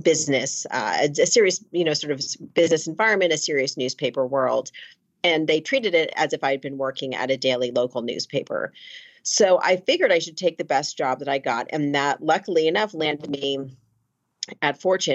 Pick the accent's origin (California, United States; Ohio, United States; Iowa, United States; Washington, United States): California, United States; Los Angeles; moved away as an adult; also born or lived in Princeton; I grew up in Los Angeles and I went to a high school out here